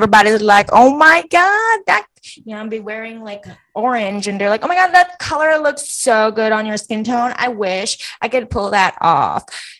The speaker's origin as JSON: {"language": "English", "country": "Philippines", "also_born_or_lived": "Macau", "lives_now": "United States", "said": "especially as a Filipino, as an Asian"}